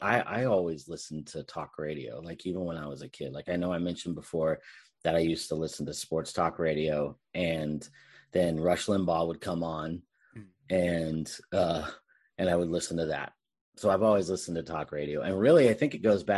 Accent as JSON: {"language": "English", "area": "Bay Area", "region": "California", "country": "United States", "tie": "born or raised there", "said": "I'm from the Bay Area, so we had all sorts of radio stations"}